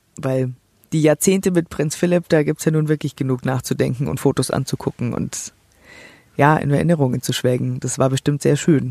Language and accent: German; Germany; für mich als Deutsche